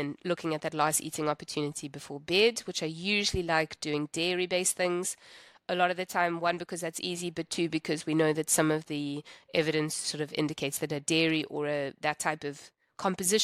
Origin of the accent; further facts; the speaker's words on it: South Africa; I'm from South Africa